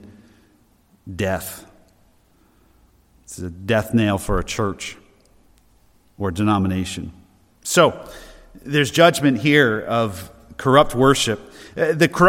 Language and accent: English; New Hampshire, United States; we're from New Hampshire